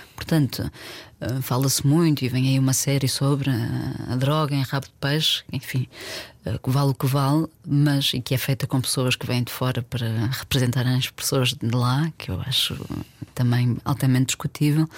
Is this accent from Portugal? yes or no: yes; Porto, Norte, Portugal; also born or lived in Alentejo; now in Lisbon, Portugal; eu, super urbana, eu cresci no Porto, vivo uhum. em Lisboa há muitos anos